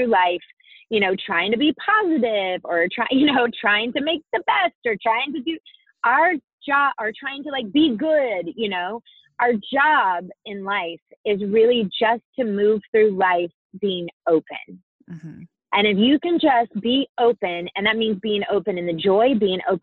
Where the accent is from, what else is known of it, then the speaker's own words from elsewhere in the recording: Hudson, United States; moved away; I was in church, the Christmas Eve service with my family and my in Hudson